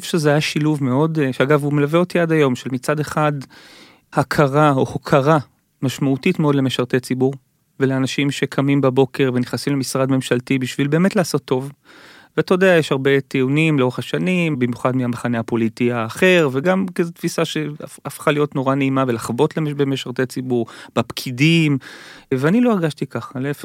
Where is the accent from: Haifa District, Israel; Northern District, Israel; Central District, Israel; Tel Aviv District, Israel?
Tel Aviv District, Israel; Givatayim; כשאני גדלתי בגבעתיים